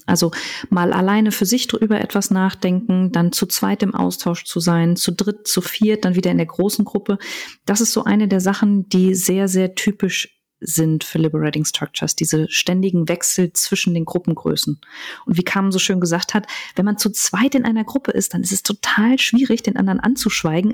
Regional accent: Cologne, North Rhine-Westphalia, Germany; ich tatsächlich mit Köln und meiner Heimat sehr verbunden bin

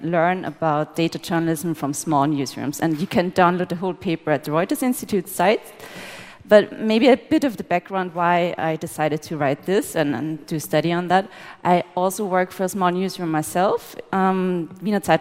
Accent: Austria; We're both journalists from Austria

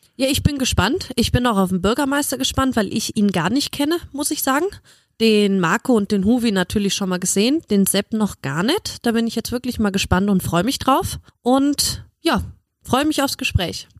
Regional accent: Germany; ich als Deutsche

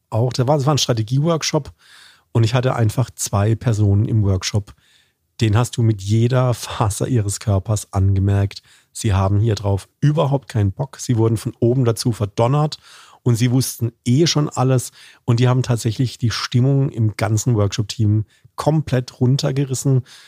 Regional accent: Karlsruhe, Baden-Württemberg, Germany; accent: Badisch; als Badener, also als Karlsruher

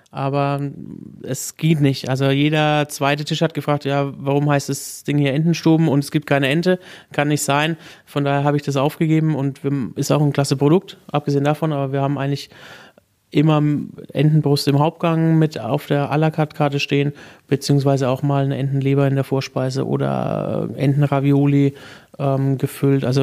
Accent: Unterpleichfeld, Bavaria, Germany; Ja, ich bin äh, 15 Kilometer von Würzburg aufgewachsen. In Unterbleichfeld ist eigentlich bekannt für Sauerkraut.

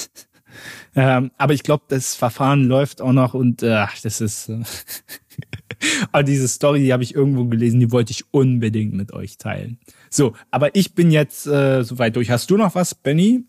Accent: Berlin, Germany; als gebürtiger Berliner

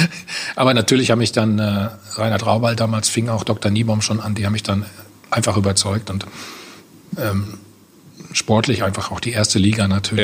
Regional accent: Bad Salzuflen, North Rhine-Westphalia, Germany; in Bad Salzofen, wo ich aufgewachsen bin

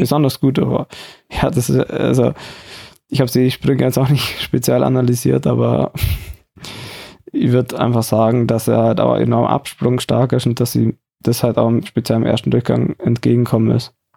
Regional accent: Oberstdorf, Bavaria, Germany; moved away

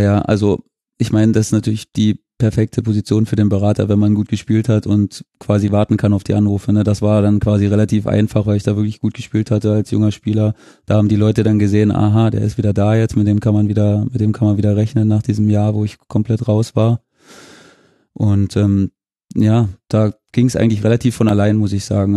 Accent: Germany; moved away; meine Heimat war genau zwischen Dresden und Cottbus

